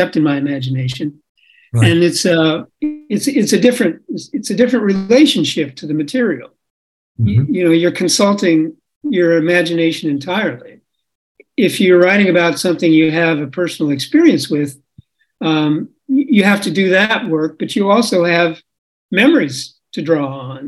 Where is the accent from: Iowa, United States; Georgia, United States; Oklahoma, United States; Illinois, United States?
Iowa, United States; I grew up in Iowa